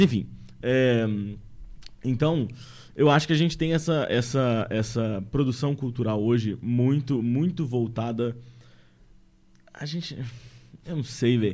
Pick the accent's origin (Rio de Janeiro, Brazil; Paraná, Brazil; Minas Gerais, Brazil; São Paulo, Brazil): Minas Gerais, Brazil; eu sou mineiro de Minas Gerais.